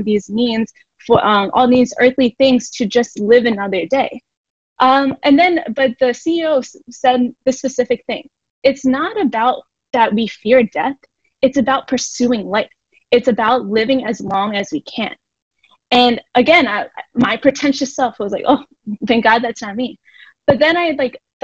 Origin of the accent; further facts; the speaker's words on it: Philadelphia, Pennsylvania, United States; I am born and raised in Philly